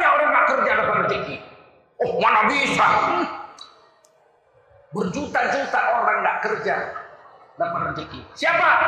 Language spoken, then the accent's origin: Indonesian; Sumatra, Indonesia; Kita orang Sumatera, orang Kalimantan terjadi krisis moneter 98 malah tambah kaya kita.